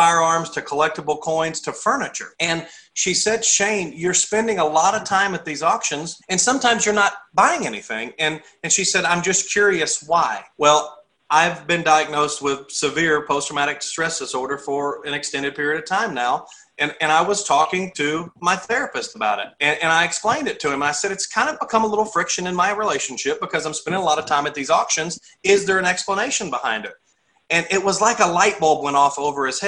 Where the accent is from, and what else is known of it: Texas, United States; born or raised there